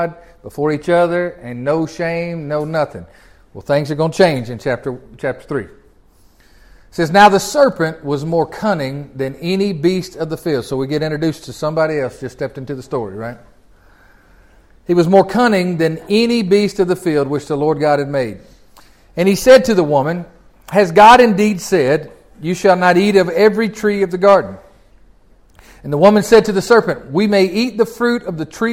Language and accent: English; Tennessee, United States; I'm from Tennessee